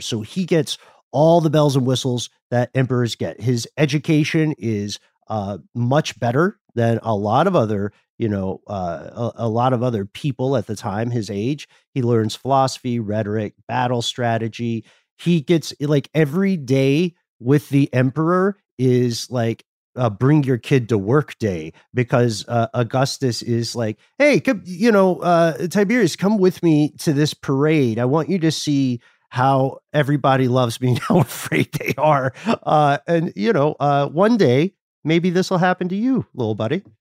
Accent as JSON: {"language": "English", "town": "Atlanta", "region": "Georgia", "country": "United States"}